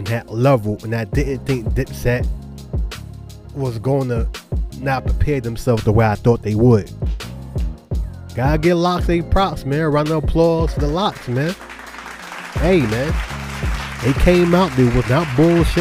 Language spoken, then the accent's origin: English; Charlotte, North Carolina, United States; accent: New York; also born or lived in Brooklyn, New York; Even though I was raised in Charlotte, I still got the New Yorker in me